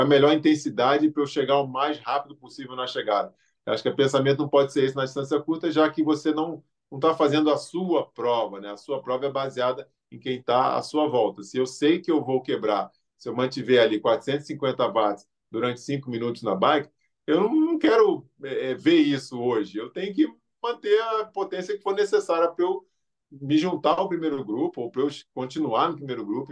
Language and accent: Portuguese; Rio de Janeiro, Brazil; nasci no Rio de Janeiro